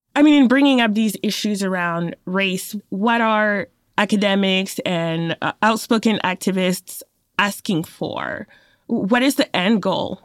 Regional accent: France; also born or lived in Cameroon; born in Cameroon, but grew up in France since I was a baby.

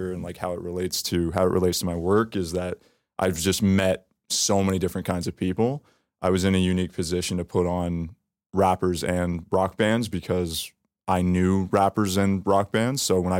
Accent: Toronto, Ontario, Canada; Grew up in Toronto, grew up close to here, Yonge and Davisville, Yonge and Eglinton.

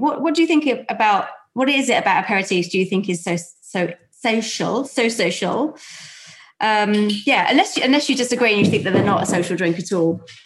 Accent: London, United Kingdom; accent: South London; my South London accent

